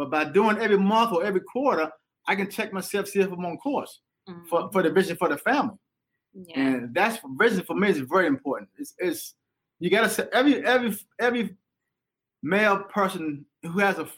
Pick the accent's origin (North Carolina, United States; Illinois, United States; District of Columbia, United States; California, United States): North Carolina, United States; Rocky Mount; moved away as an adult; also born or lived in Washington, D.C.; I was born in Washington, but I was raised in North Carolina